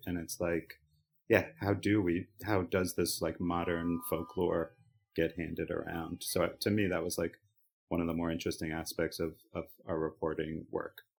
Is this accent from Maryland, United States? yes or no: yes; Baltimore, Maryland, United States; moved away; growing up in Baltimore and, you know, spending at least the first half of my life in a very well-constructed Oriole bubble